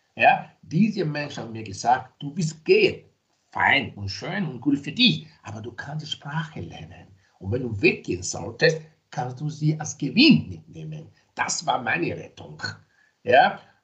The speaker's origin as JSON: {"language": "German", "country": "Nigeria", "tie": "born or raised there", "moved": "yes", "lives_now": "Graz, Austria", "said": "ich bin zwar in Nigeria geboren, ich lebe aber in Österreich seit mehr als 30 Jahren. Also das heißt, dass ich schon länger da bin in Österreich als in Nigeria"}